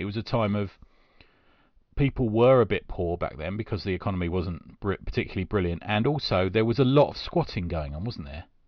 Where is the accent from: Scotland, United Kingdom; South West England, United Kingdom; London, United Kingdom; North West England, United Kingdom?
London, United Kingdom; growing up in South London